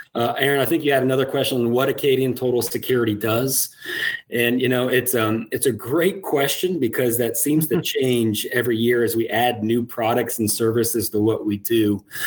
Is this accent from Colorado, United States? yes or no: no; Iowa, United States; moved away as an adult; also born or lived in Minnesota; now in Lafayette, United States; I'm originally from the Midwest, how does uh, somebody from Iowa end up in Louisiana?